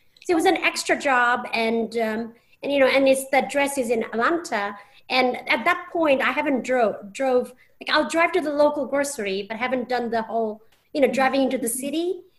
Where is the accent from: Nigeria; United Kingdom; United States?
United Kingdom; England; moved away as an adult; And you know, and I'm from England. I've been here 7 years.